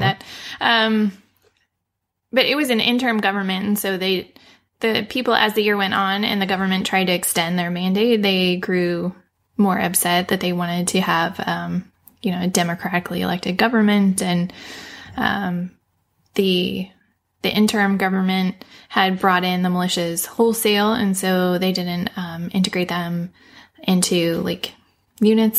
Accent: United States; I'm clearly American

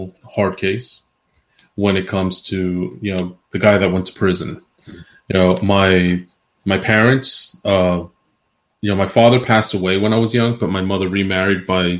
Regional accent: Queens, New York, United States; also born or lived in New Jersey / Central Florida; I'm originally I was born in New Jersey. I was raised between Queens, New York, and Central Florida.

